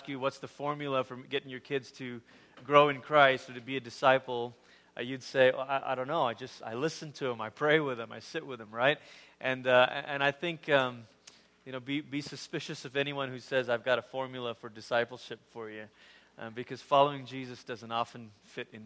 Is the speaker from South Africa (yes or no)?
no; Malaysia; moved away; I grew up in Malaysia, which you know, is about as far as you can go on the other side of the world before you start coming back around.